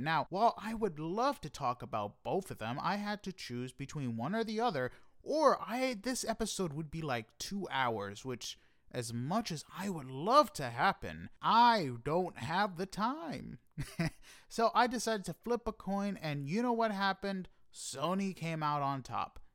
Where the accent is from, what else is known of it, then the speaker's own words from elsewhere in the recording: New York City, New York, United States; I am from Queens